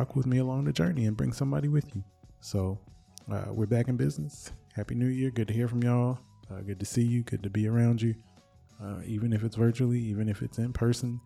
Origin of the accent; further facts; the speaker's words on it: Michigan, United States; I'm from Michigan.